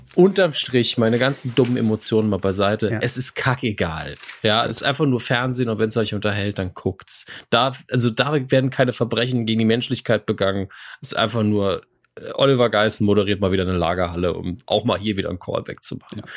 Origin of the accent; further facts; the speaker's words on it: Saarland, Germany; als Saarländer